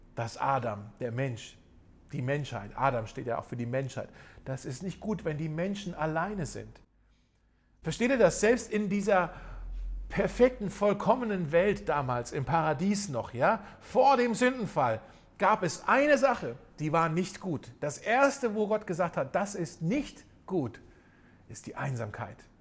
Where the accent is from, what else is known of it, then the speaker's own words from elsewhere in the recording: Germany; gerade für uns Deutsche, wo wir hier in unserem Land ja so eine äh, reiche christliche Tradition ja zumindest haben